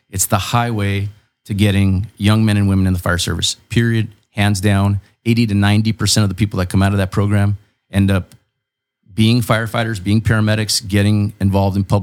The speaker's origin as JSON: {"language": "English", "town": "Chula Vista", "region": "California", "country": "United States", "said": "I'm from Chula Vista. I was actually born on the 600 block of Chula Vista Street."}